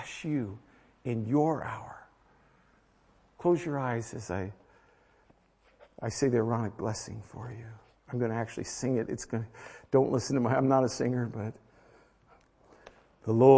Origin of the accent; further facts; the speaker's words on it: United States; I'm American